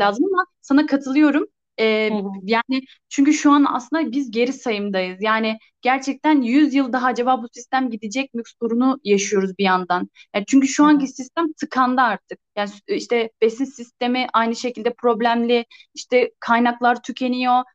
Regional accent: Ankara, Turkey; ben hep Ankara'daydım.

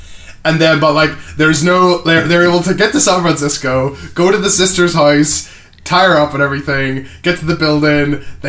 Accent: Canada; I'm Canadian. He's Canadian.

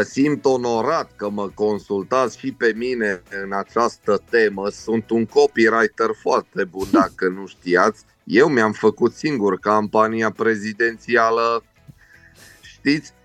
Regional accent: Caracal, Olt County, Romania; Caracalului, de unde sunt eu

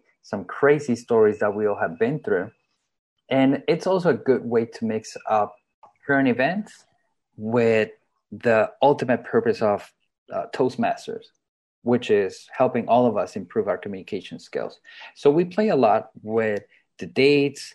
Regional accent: Colombia; I am from Colombia

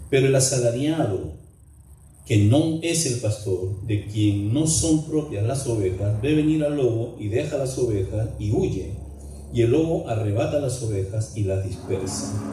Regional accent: Peru; moved away as an adult; Pero tengo ya 33 años de vivir aquí. Em, es un pueblo minero a, cuatro, a más de 4.500 metros de altura sobre el nivel del mar.

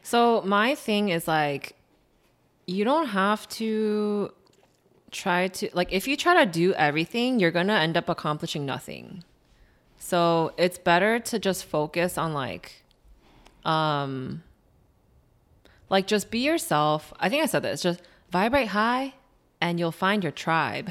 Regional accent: Chicago, Illinois, United States; also born or lived in Skokie, Illinois; I was born and raised in Chicago.

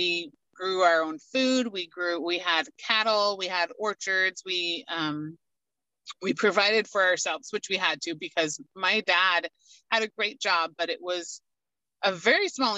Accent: Washougal, Washington, United States; I was 9 days old when they moved us to Washougal, which is where I grew up and lived my entire life

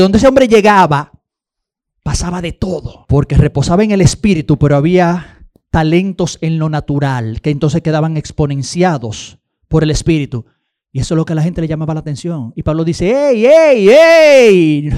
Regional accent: Dominican Republic; nosotros los dominicanos

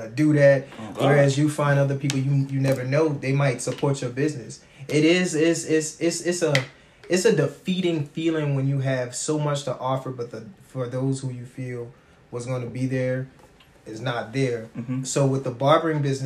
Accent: Georgetown, South Carolina, United States; also born or lived in Columbia, South Carolina; I'm originally from Georgetown, South Carolina

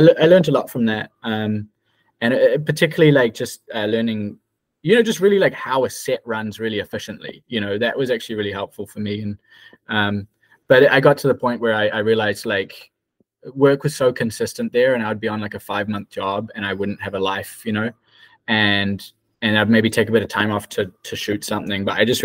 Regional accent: New Zealand; moved away as an adult; now in New York, United States; So I'm from New Zealand. Well, mostly New Zealand originally

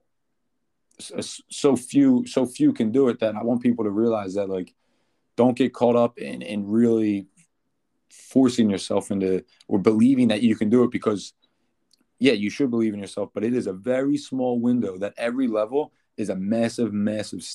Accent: Philadelphia, Pennsylvania, United States; playing for my hometown team

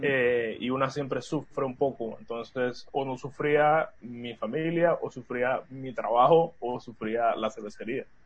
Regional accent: Panama; somos cuatro socios panameños

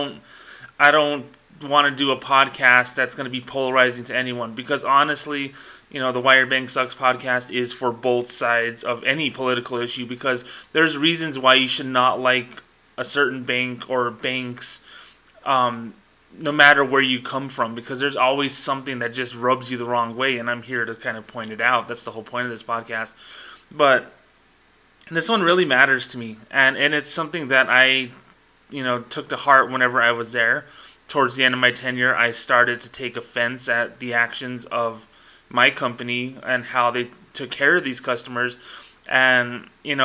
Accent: Socorro, New Mexico, United States; New Mexico Tech, my hometown's college

